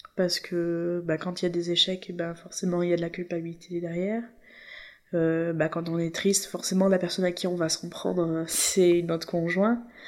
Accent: La Seyne-sur-Mer, Provence-Alpes-Côte d'Azur, France; Nous, on est de la Seine, donc c'est l'autre côté de Toulon.

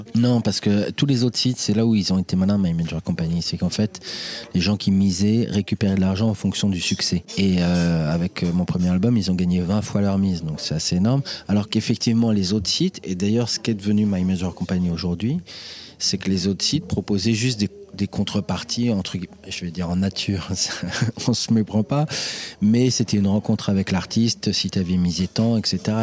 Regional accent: Senlis, Hauts-de-France, France; accent: French; Je suis né à Senlis, dans l'Oise, le 3 avril 1979.

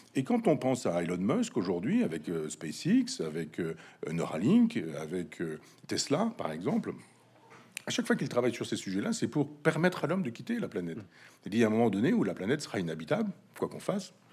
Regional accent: Chambois, Normandy, France; dans mon village natal, Chambois, 500 habitants

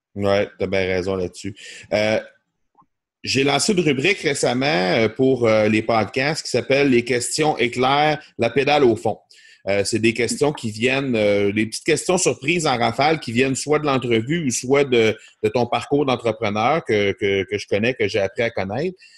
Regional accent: Granby, Quebec, Canada; on va avoir ça chez nous à Granby

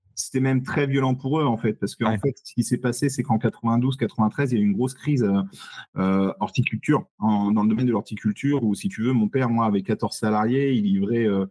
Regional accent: Saumur, Pays de la Loire, France; Saumur, ma ville natale

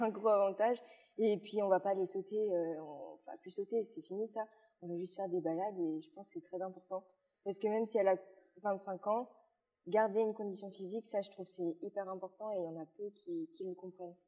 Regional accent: Luxembourg Province, Wallonia, Belgium; also born or lived in Liège, Belgium; je viens de Belgique. Oui. En plus, euh, vers la province du Luxembourg, donc vraiment en bas de la Belgique

